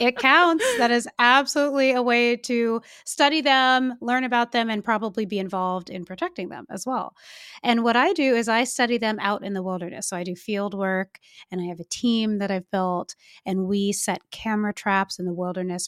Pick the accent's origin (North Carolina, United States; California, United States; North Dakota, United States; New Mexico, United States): California, United States; I'm from California